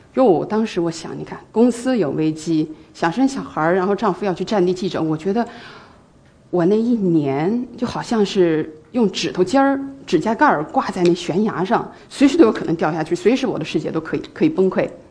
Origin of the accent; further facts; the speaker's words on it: Yunnan, China; moved away; also born or lived in Hong Kong; 离开了云南，进哈佛，进麦肯锡